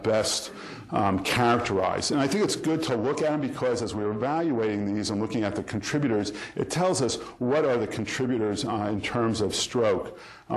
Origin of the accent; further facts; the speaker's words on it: New York, United States; I'm from New York